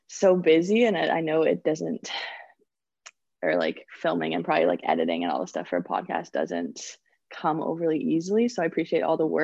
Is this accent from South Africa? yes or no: no; Victoria, British Columbia, Canada; also born or lived in Penticton; I'm from Victoria, and I went to the Okanagan Hockey Academy in Penticton for 2 years, my grade 10 and 11 year.